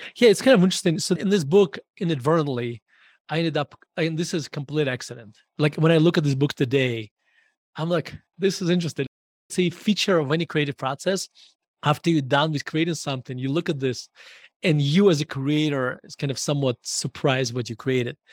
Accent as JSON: {"language": "English", "town": "Murmansk", "region": "Murmansk Oblast", "country": "Russia", "tie": "born or raised there", "second_language": "English", "moved": "as an adult", "lives_now": "Denver, United States", "said": "I was born in Murmansk, Russia"}